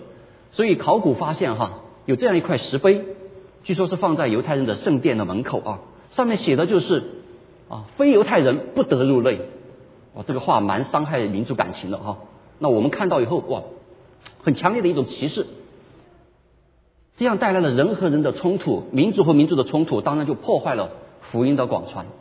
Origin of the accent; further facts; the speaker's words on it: China; 我们中国人喜欢说一句话，叫做"修身齐家"。